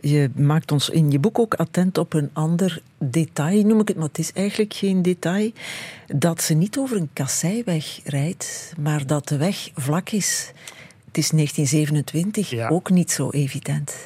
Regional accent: Phnom Penh, Cambodia; moved away; Ik ben geboren in Cambodja en ik heb jarenlang samen met mijn broertje en mijn zusje gewerkt in een textielfabriek in de hoofdstad Phnom Penh.

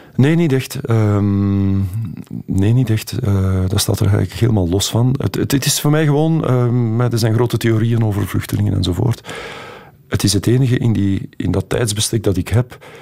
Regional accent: Flanders, Belgium; wie wij als Vlaming zijn

